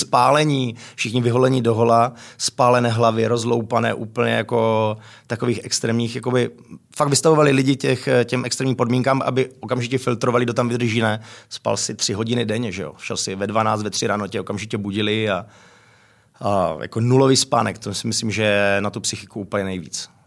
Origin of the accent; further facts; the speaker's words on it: Frenštát pod Radhoštěm, Moravian-Silesian Region, Czechia; moved away as an adult; also born or lived in France / England; now in Prague, Czech Republic; odkud pocházím z Frenštátu, je to malé město